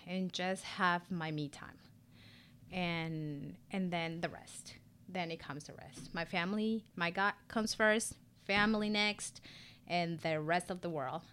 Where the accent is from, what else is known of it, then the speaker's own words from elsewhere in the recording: Ecuador; English is a second language; moved away as an adult; also born or lived in San Diego, California; now in Charlotte, United States; born and raised Ecuadorian. I moved to the U S, um, about fifteen years ago